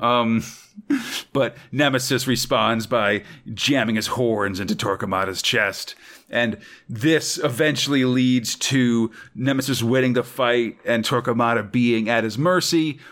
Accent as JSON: {"language": "English", "country": "United States", "said": "As an American"}